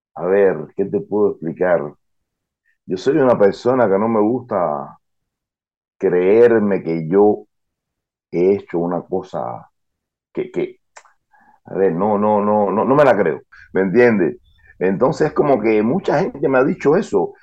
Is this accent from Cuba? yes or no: yes; Cuba; now in Argentina; yo nací en Cuba